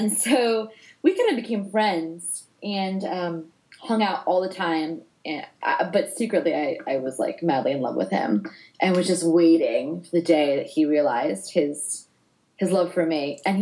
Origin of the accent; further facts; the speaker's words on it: New Jersey, United States; I am born and raised in North Jersey